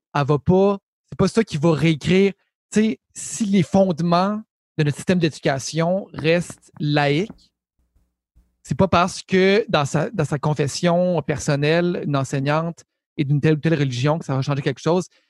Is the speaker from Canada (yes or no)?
yes; Quebec City, Quebec, Canada; on vient de Québec